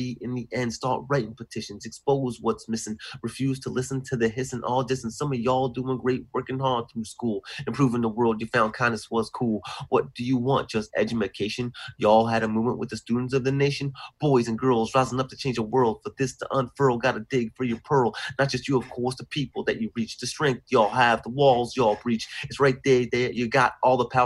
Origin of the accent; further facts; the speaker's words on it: New York City, New York, United States; in schools in New York City, where I'm from